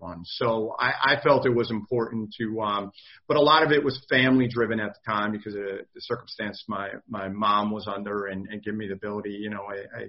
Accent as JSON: {"language": "English", "town": "Jefferson", "region": "New Jersey", "country": "United States", "tie": "born or raised there", "said": "growing up in New Jersey, New York, tri-state area"}